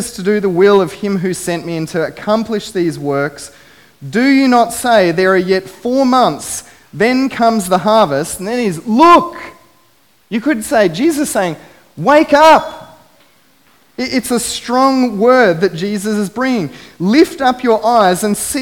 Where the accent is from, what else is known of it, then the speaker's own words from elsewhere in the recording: Biloela, Queensland, Australia; I grew up in Biloela, a beautiful country town